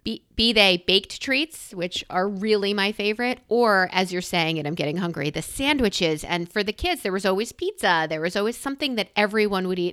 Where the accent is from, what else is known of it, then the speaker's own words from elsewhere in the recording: New York, United States; now in Philadelphia, United States; I'm a New Yorker